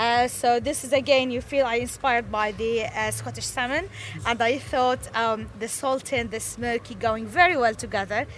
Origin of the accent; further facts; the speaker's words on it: Syria; moved away as an adult; now in Huddersfield, United Kingdom; I'm originally from Syria and now from Huddersfield